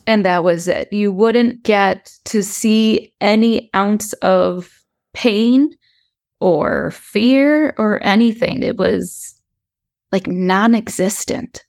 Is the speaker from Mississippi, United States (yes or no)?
no; Chicago, Illinois, United States; I am from the Chicagoland area, born and raised.